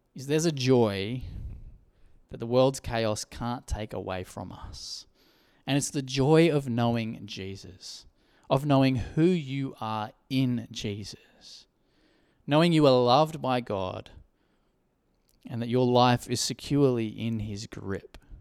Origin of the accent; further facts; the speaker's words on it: Coffs Harbour, New South Wales, Australia; I grew up in Coffs Harbour.